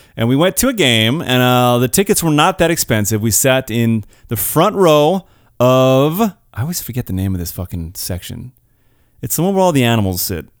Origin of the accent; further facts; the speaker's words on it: California, United States; I'm born and raised in California